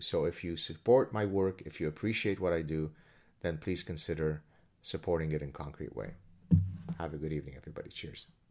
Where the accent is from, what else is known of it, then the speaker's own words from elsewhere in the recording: Lebanon; moved away; I come from Lebanon. I've experienced horrible things growing up in Lebanon